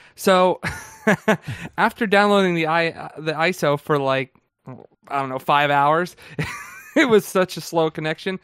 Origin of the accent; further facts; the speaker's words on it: New Jersey, United States; accent: Jersey; the people up here say I have a Jersey accent. I don't think